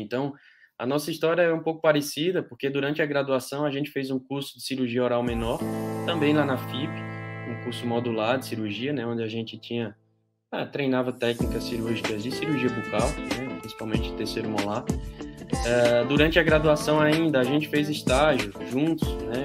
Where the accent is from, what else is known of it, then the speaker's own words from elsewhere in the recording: Patos, Paraíba, Brazil; moved away; eu sou da, de Patos, na Paraíba, me formei lá na graduação